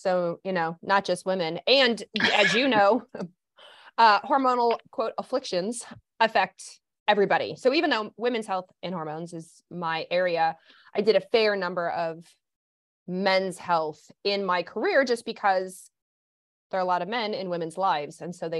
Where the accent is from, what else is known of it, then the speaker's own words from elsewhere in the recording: Kentucky, United States; I was despite the lack of accent, I grew up in Kentucky.